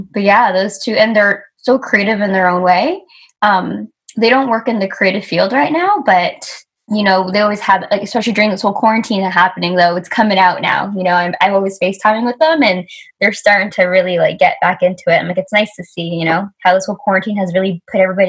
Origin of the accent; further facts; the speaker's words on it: Vancouver, British Columbia, Canada; I grew up in Vancouver.